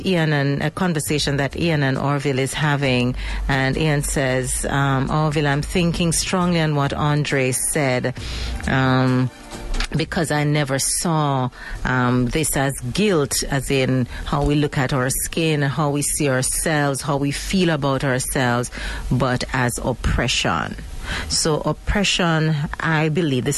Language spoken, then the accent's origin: English; Jamaica; I am a Jamaican